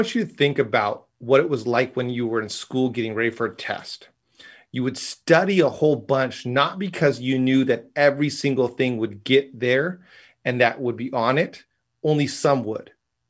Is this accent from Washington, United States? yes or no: yes; Seattle, Washington, United States; So I was from Seattle.